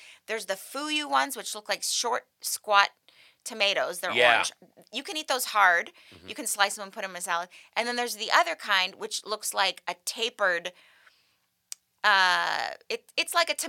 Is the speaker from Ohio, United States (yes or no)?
no; Malibu, California, United States; I grew up in Malibu